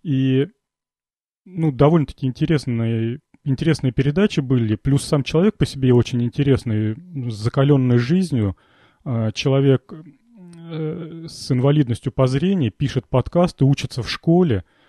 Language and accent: Russian; Volgograd, Volgograd Oblast, Russia; я из Волгограда